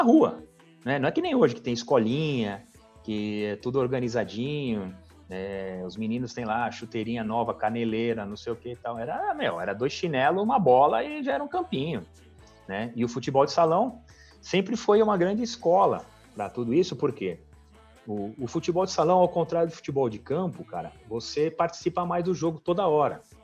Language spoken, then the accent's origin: Portuguese; São Paulo, Brazil; eu nasci, cara, do lado do Juventus né, ali. E morei minha vida inteira no Tatuapé